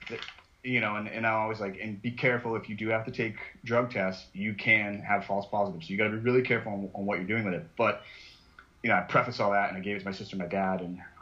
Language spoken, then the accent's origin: English; New England, United States; growing up in New England